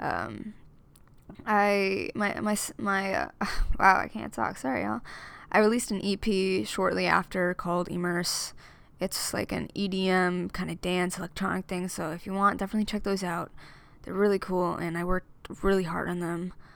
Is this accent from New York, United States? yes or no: yes; Amityville, New York, United States; moved away as an adult; now in Philadelphia, United States; I'm from Amityville, New York, born and raised